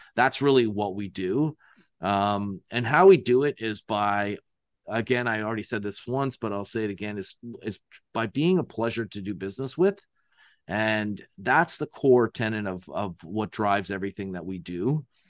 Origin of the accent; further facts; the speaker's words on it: Canada; I'm from Canada